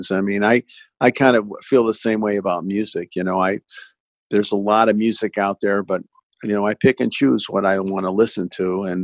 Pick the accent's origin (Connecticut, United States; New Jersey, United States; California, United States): California, United States; Los Angeles; I grew up in Sunset Boulevard in the '70s, and that boulevard existed in my life